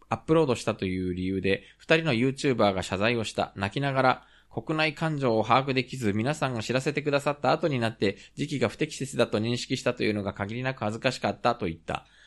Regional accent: Japan; also born or lived in South Korea; 日本生まれ韓国在住経験あり仕事でたまに聞きしている日本人

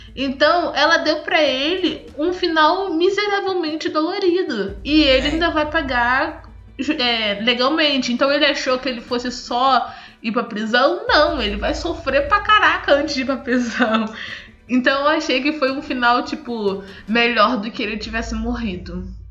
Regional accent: Brazil; eu sou brasileira pelo português

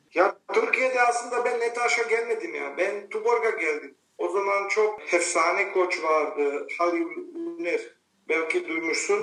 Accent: Tuzla, Federation of Bosnia and Herzegovina, Bosnia & Herzegovina; Turkish is a second language; moved away as an adult; also born or lived in Croatia / Split; now in Turkey; Kendim doğduğum şehirde bir spor klubu var basketbol Sloboda Dita. Orada oynamaya başladım

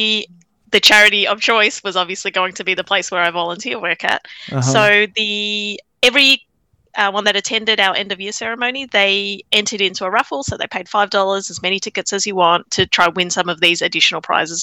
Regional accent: Australia; I was born in Australia

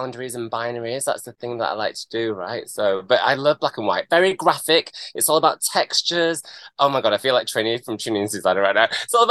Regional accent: Brighouse, Yorkshire and the Humber, United Kingdom; I'm from Yorkshire. I'm from Brighouse.

